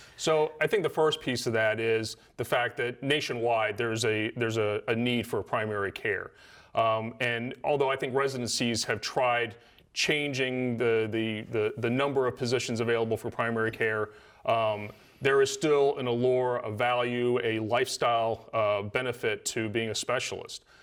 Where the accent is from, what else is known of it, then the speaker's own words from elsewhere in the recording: Salisbury, Maryland, United States; moved away as an adult; I grew up here in Salisbury. Uh, lived here till I was, uh, about eighteen